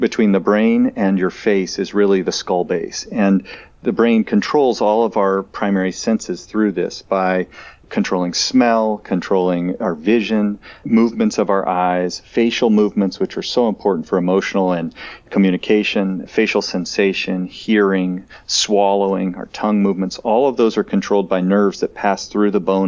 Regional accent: Indianapolis, Indiana, United States; moved away as an adult; also born or lived in Pittsburgh, Pennsylvania / Portland, Oregon / San Francisco, California; now in Chicago, United States; I grew up in Indianapolis, just south of Chicago there

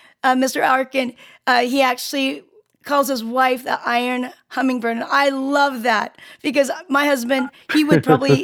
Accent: Seoul, South Korea; now in United States; I'm from Korea, Seoul, Korea. So I'm from a different country. I've been in the States for a very long time.

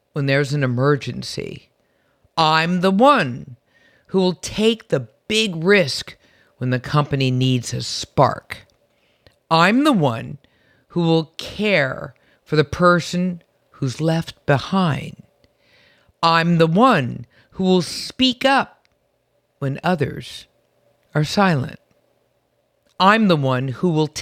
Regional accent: San Francisco, California, United States; I'm from San Francisco, and I remember going back to my childhood home

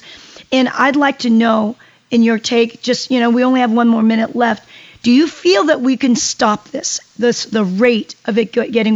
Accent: South Korea; now in United States; I come from Korea, and soybean has been in our lives for hundreds of years.

